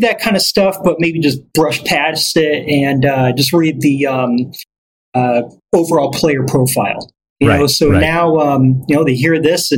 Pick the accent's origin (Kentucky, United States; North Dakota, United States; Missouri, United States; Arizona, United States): Missouri, United States; St. Louis; Growing up in St. Louis, going to those Cardinal games